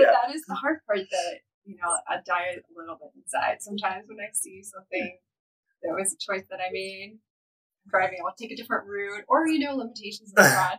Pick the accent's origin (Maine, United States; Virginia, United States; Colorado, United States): Colorado, United States; Denver; I was born in Denver. I grew up there. I'm a Coloradan through and through.